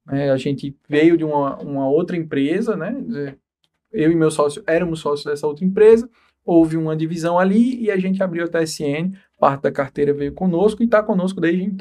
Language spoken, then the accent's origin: Portuguese; João Pessoa, Paraíba, Brazil; Sou daqui, sou daqui. Morei é. um tempo em outros estados, mas sou, sou paraibano.